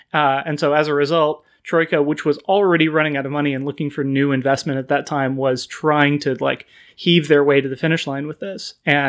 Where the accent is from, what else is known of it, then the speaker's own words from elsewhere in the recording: Sacramento, California, United States; growing up in Sacramento, we had a couple of really amazing comic book shops that all had kind of a tabletop investment to them.